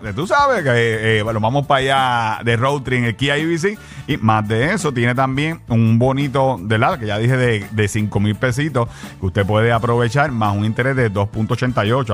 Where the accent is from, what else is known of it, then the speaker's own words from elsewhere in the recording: Carolina, Puerto Rico; yo soy de Carolina